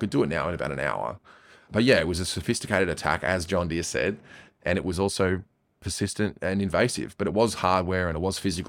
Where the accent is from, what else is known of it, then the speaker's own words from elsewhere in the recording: Australia; now in Asia; I'm a white hat hacker from Australia. I live in Asia